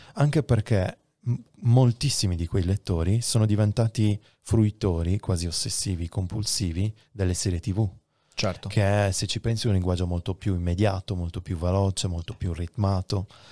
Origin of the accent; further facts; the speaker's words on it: Sardinia, Italy; la mia terra, la Sardegna